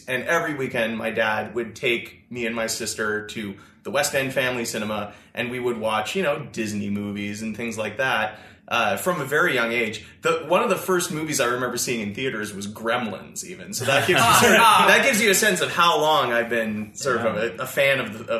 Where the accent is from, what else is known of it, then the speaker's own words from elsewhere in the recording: Chelsea, Quebec, Canada; I grew up in Chelsea, Quebec, so just up in Gatineau.